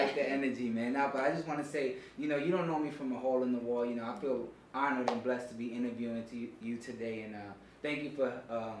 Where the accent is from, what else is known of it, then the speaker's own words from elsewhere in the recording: New York City, New York, United States; I'm from the Bronx.